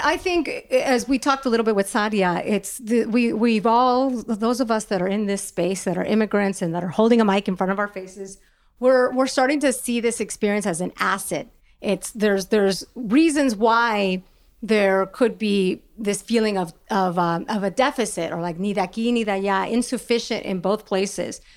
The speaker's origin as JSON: {"language": "English", "town": "Los Angeles", "region": "California", "country": "United States", "also_born_or_lived": "Mexico", "said": "I'm from California, that I'm from Los Angeles"}